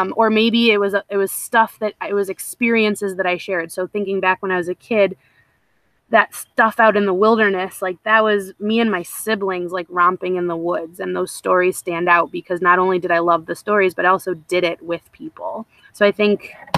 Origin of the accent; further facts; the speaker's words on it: Petoskey, Michigan, United States; moved away; I grew up in Northern Michigan, in this, like, very idyllic little bubble of Petoskey area